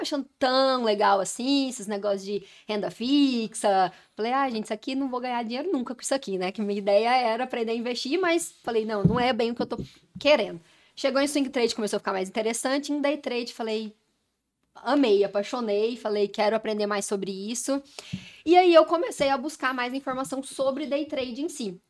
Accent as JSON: {"language": "Portuguese", "town": "Goiânia", "region": "Goiás", "country": "Brazil", "said": "sou de Goiânia"}